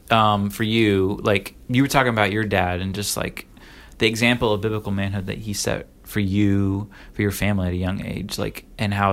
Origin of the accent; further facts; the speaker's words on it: Illinois, United States; also born or lived in Florida / Oregon; now in Virginia, United States; I grew up in Florida, Illinois, Oregon, and now Virginia